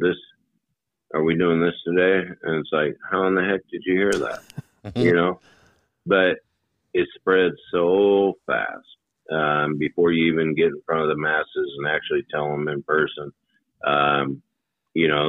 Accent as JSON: {"language": "English", "town": "Hermiston", "region": "Oregon", "country": "United States", "tie": "born or raised there", "said": "when I grew up in Hermiston, Oregon"}